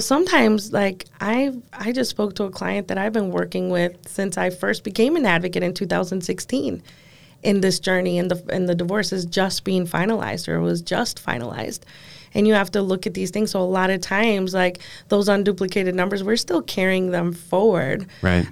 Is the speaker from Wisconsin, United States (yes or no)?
yes; Door County, Wisconsin, United States; I'm from Door County.